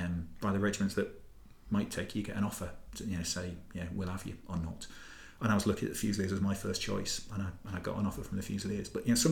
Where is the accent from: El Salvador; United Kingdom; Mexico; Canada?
United Kingdom; Gateshead, North East England; moved away as an adult; also born or lived in Northumberland / Newcastle; I come from Newcastle, basically. I was born in Northumberland, but grew up mainly in sort of Gateshead.